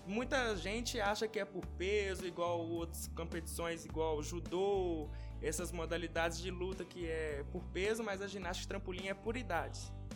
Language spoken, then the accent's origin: Portuguese; Ouro Preto, Minas Gerais, Brazil; sou nascido aqui em Ouro Preto